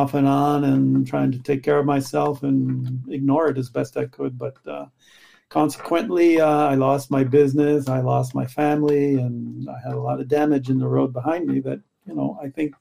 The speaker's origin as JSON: {"language": "English", "country": "United States", "also_born_or_lived": "Chicago / Paris, France", "moved": "as an adult", "lives_now": "Montreal, Canada", "said": "I was from the States"}